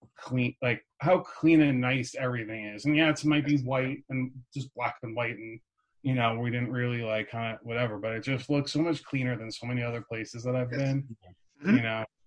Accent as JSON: {"language": "English", "town": "Park Ridge", "region": "New Jersey", "country": "United States", "tie": "born or raised there", "said": "I grew up in Park Ridge, which is northern"}